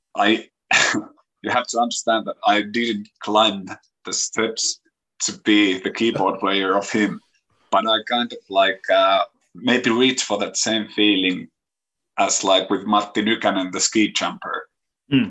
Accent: Kouvola, Kymenlaakso, Finland; English is a second language; my hometown here in Kouvola

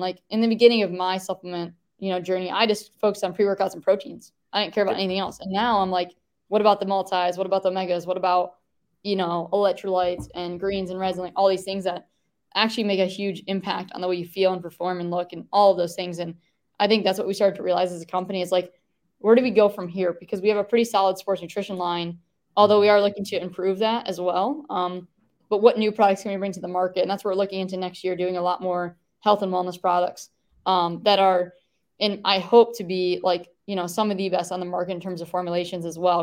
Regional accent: Traverse City, Michigan, United States; moved away as an adult; now in Texas, United States; went back to um, my hometown, which is Traverse City

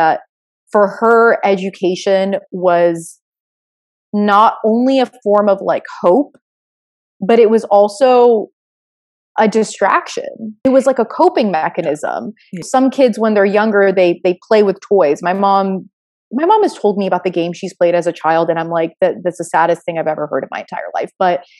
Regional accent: Florida, United States; I was born in Florida

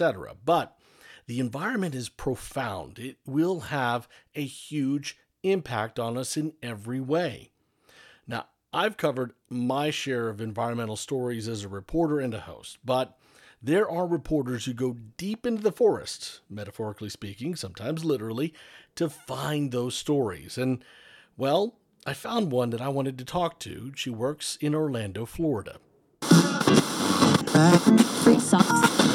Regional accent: South Florida, United States; moved away as an adult; Growing up in Florida, growing up in South Florida

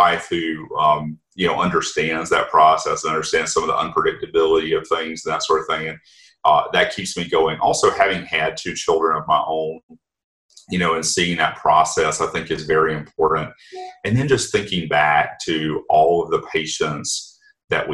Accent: Anderson County, South Carolina, United States; where I grew up in Anderson County and Anderson Area Medical Center

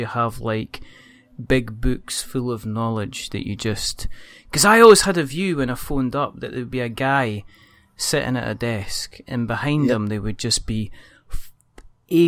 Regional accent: Scotland, United Kingdom; I'm Scottish

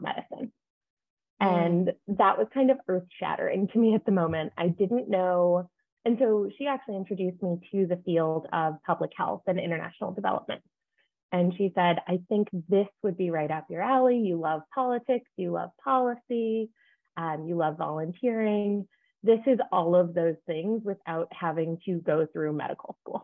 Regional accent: Redondo Beach, California, United States; I'm from Southern California, LA area, Redondo Beach.

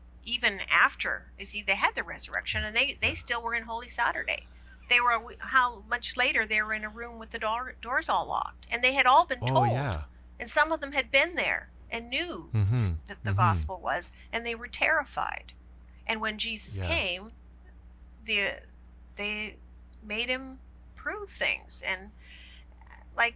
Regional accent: Canada; I love being Canadian

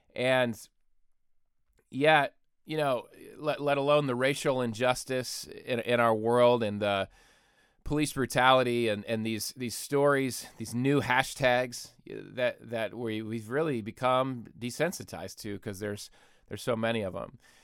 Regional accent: Michigan, United States; moved away; even the Oxford, Michigan shooting, which is in my home state

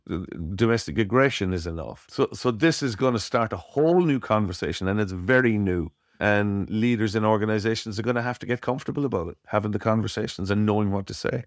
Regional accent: Cork, Munster, Ireland; I was born in Cork in Ireland

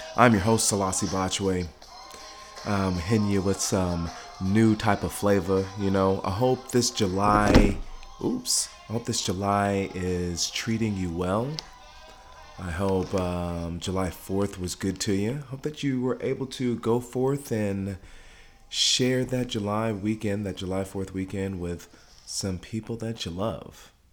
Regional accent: Ghana; now in Dallas, United States; home for me is Ghana. Okay, my mom is from Ghana uh, my family's from Ghana. I'm from Ghana

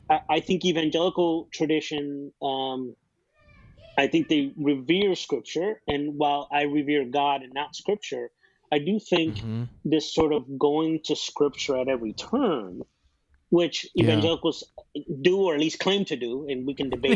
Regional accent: Chicago, Illinois, United States; You know, I grew up in Chicago. Chicago is the birthplace of house music.

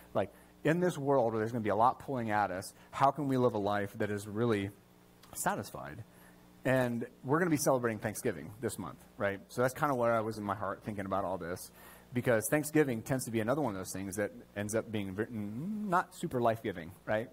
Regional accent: United States; as an American

